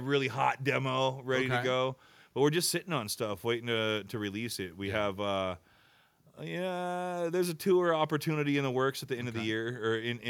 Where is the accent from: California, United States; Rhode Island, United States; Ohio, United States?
California, United States; Bishop; growing up in the Sierra, from you know the southern, living in Bishop for you know a good chunk of my life